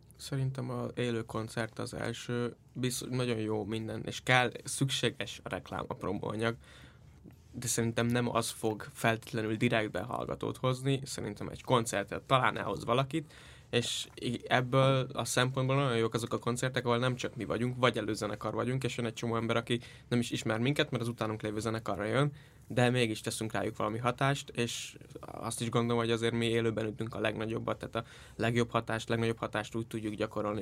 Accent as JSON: {"language": "Hungarian", "town": "Iszkaszentgyörgy", "region": "Fejér", "country": "Hungary", "tie": "born or raised there", "said": "az Iszka Szentgyörgyön történt, az én szülőfalumban."}